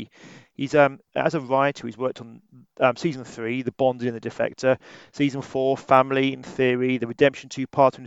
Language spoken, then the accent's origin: English; Wales, United Kingdom; we're both from Wales.